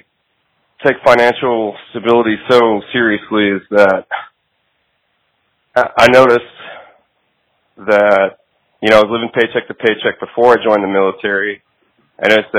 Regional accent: Rosenberg, Texas, United States; also born or lived in Arizona; I'm originally from Arizona, but I grew up in Texas most of my life. I'm from Rosenberg, Texas.

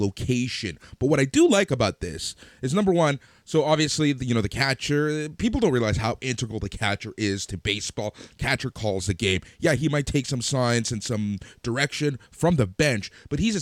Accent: Toronto, Ontario, Canada; We're Canadian. Cool. We're from Toronto

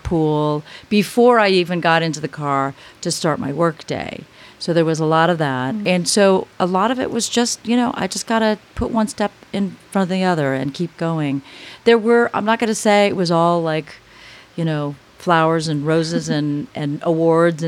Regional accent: Los Angeles, California, United States; moved away as an adult; I was able to make it back to Los Angeles, which is my hometown

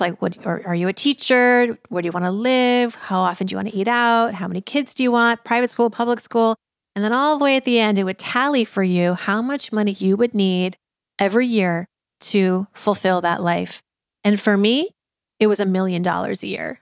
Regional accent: Worcester, Massachusetts, United States; moved away; also born or lived in New York City; I was born in Worcester, Massachusetts, and that culture clash, let me tell you, growing up, uh, you know, in Massachusetts in the eighties

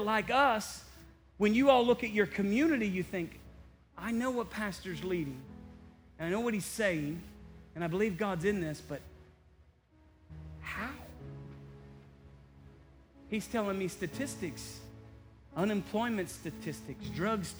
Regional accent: Indiana, United States; I'm from Indiana.

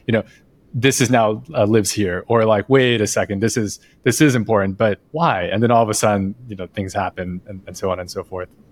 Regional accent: United States; as an American.

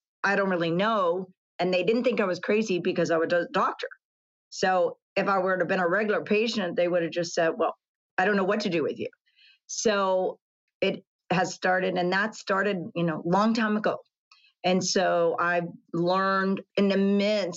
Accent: Texas, United States; grew up in Texas

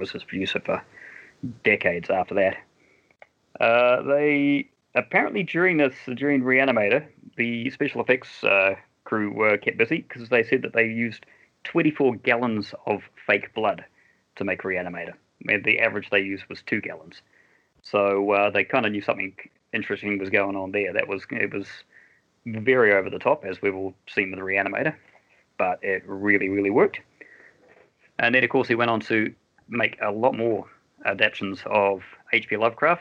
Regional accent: New Zealand; being a Kiwi

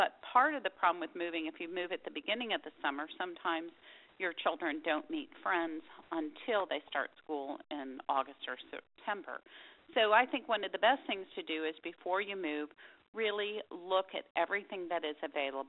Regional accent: Dallas, Texas, United States; moved away as an adult; now in Austin, United States; I grew up in Dallas, and we never moved. I was in the same house my whole life until I went to college.

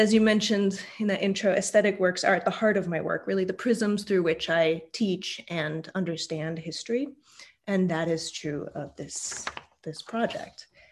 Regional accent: Utah, United States; I was born in Utah

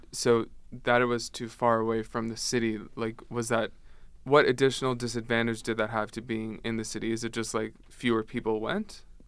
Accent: Ottawa, Ontario, Canada; I'm from Ottawa myself

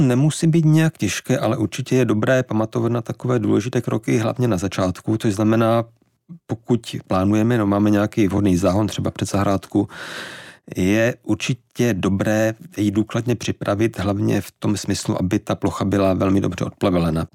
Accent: Štramberk, Moravian-Silesian Region, Czechia; now in Prague, Czechia; pocházím ze Severní Moravy, ze Štramberka

